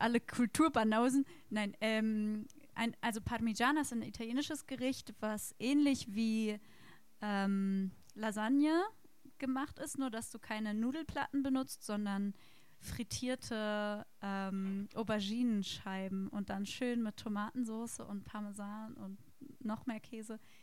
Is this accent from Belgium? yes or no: no; Berlin, Germany; moved away as an adult; now in Hannover, Germany; Aber geboren und aufgewachsen bin ich in Berlin tatsächlich.